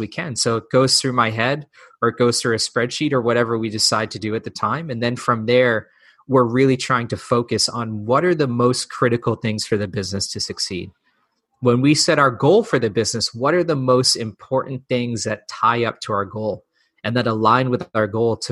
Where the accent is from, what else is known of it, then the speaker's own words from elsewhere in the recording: New England, United States; I grew up in New England